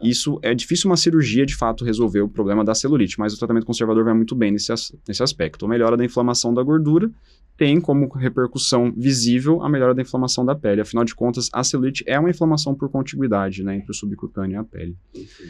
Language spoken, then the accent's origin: Portuguese; Paraná, Brazil; moved away as an adult; also born or lived in São Paulo; Eu sou original do Paraná, eu fiz minha formação na Faculdade de Medicina da Universidade Estadual de Londrina